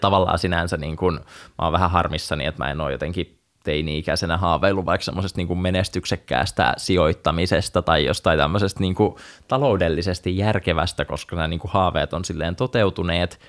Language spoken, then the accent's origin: Finnish; Somero, Southwest Finland, Finland; moved away; Mä oon muuttanut Somerolta pois 2011 loppuvuodesta